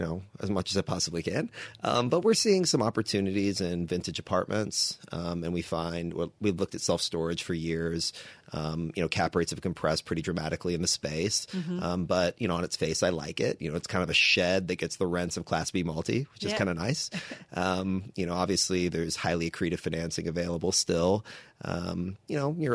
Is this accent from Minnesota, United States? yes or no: no; Texas, United States; I'm born and raised in Texas